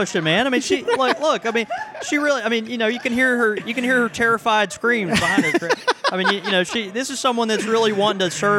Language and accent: English; Houston, Texas, United States; now in Jackson, United States; And I'm from Houston, and, Houston has a really robust pipe community.